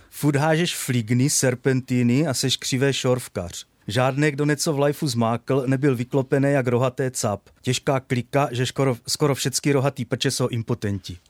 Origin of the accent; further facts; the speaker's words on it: Brno, South Moravian Region, Czechia; chodil do školy, na základní školu, pocházím ze Starého Brna